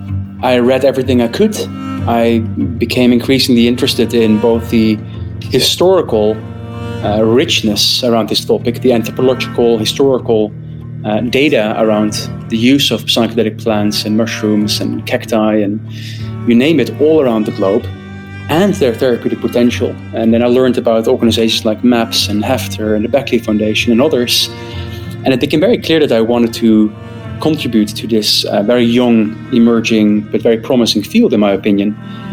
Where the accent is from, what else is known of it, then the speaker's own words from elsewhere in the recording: northeast Netherlands, Netherlands; also born or lived in Groningen; Originally, I'm from Holland. I'm born and raised in the north east of the Netherlands